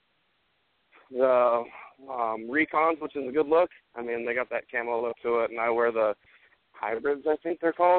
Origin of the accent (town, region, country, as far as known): Seattle, Washington, United States; born or raised there